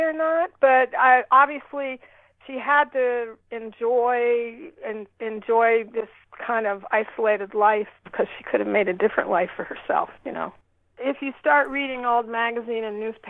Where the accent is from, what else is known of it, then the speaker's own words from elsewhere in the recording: Ohio, United States; moved away; also born or lived in East Coast; I grew up in Ohio